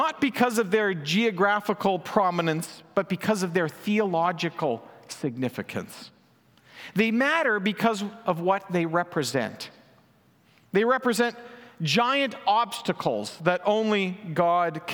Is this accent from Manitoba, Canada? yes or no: yes; Manitoba, Canada; now in British Columbia, Canada; the prairies where I grew up in Manitoba.